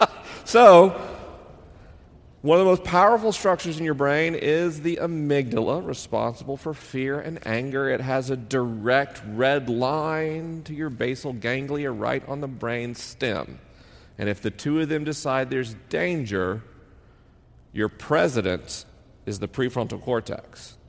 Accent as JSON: {"language": "English", "region": "Southern United States", "country": "United States", "accent": "Southern", "said": "I spent 10 years as a kid trying to erase my Southern accent because I wanted people to believe I was intelligent. Because to me, the South represented ignorance and racism."}